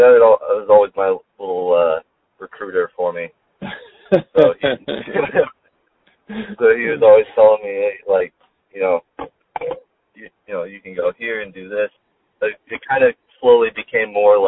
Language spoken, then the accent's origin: English; San Diego, California, United States; also born or lived in Marietta / Boulder, Colorado; I'm from North County, San Diego